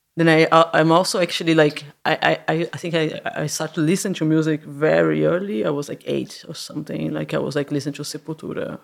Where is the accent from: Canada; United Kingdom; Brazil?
Brazil; Santos, São Paulo; moved away as an adult; now in Berlin, Germany; I was born in Santos. That is really it's like a uh, by the coast, an hour away from São Paulo.